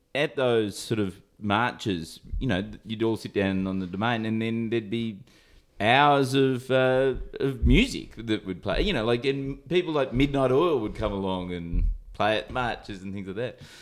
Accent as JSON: {"language": "English", "town": "Sydney", "region": "New South Wales", "country": "Australia", "said": "I come from Sydney"}